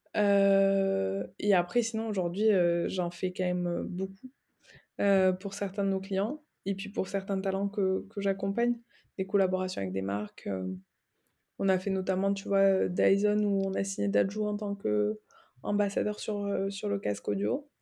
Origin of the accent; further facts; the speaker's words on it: Aveyron, Occitania, France; moved away as an adult; also born or lived in Toulouse / Dublin / Barcelona; now in Paris, France; je suis originaire du sud euh, de la France, de l'Aveyron, entre Toulouse et Montpellier